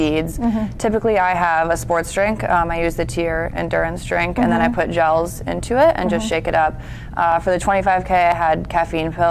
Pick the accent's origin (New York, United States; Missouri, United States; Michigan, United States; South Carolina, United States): New York, United States; moved away as an adult; also born or lived in California; now in North Carolina, United States; I'm from New York originally, lived there my whole life up until college